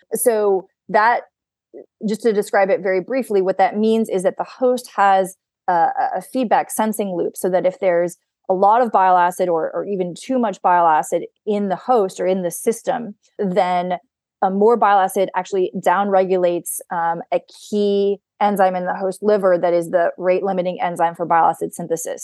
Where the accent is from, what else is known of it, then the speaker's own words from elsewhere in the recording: Mystic, Connecticut, United States; moved away as an adult; also born or lived in Stanford / San Francisco; now in Boston, United States; I am originally from Mystic, Connecticut, on the Connecticut seashore. Um, I grew up in New England.